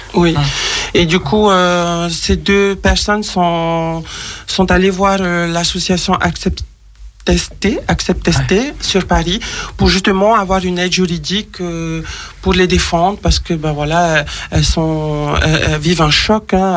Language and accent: French; French Polynesia; je suis de Tahiti